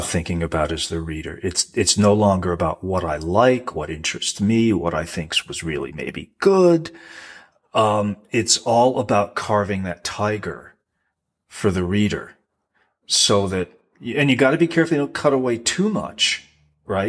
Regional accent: Rhode Island, United States; growing up in Rhode Island playing pond hockey with fishermen's kids

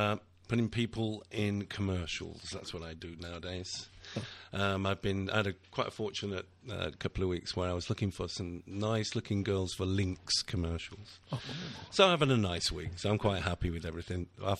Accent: Manchester, North West England, United Kingdom; we are from Manchester, that is, you know, and we're not from Essex.

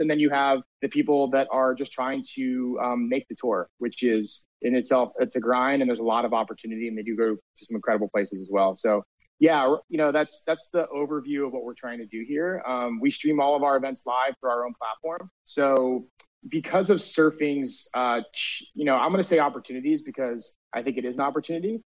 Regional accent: Delaware, United States; moved away as an adult; also born or lived in Syracuse, New York; now in Venice, Los Angeles, United States; growing up in Delaware, uh, you know, we're about an hour drive down to the coast

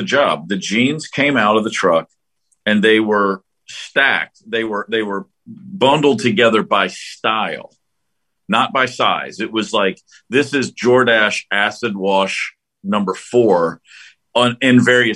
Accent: Hopkinsville, Kentucky, United States; moved away as an adult; also born or lived in Atlanta; I was in my hometown, Hopkinsville, Kentucky

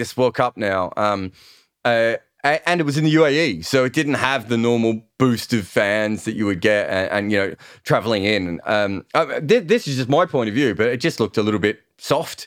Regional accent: Australia; an Australian fan

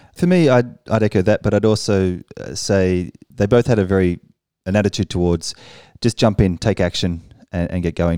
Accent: Australia; moved away as an adult; now in Paris, France; I'm an Australian who's been living in Paris for five years now.

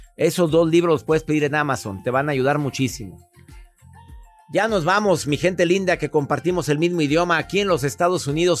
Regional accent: Costa Rica; Soy de Costa Rica

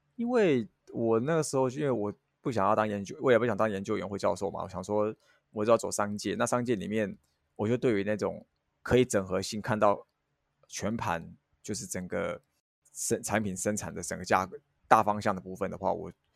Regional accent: Hualien County, Taiwan; 因为我是花莲人

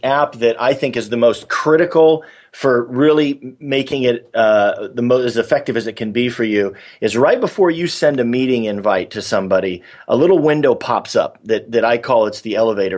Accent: San Diego, California, United States; moved away as an adult; also born or lived in New York; I grew up in San Diego, and I lived in New York for 17 years

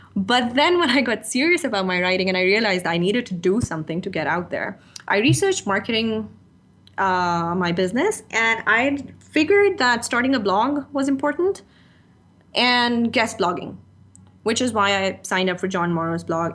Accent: Pakistan; first language Urdu; moved away as an adult; now in Dubai, United Arab Emirates; I was born in Pakistan, it's my second language

